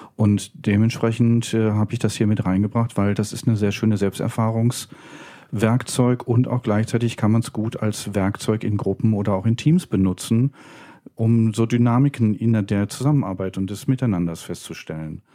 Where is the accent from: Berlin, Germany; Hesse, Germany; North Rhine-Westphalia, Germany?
Berlin, Germany; bin dann in Köln fündig geworden für mich als Berliner.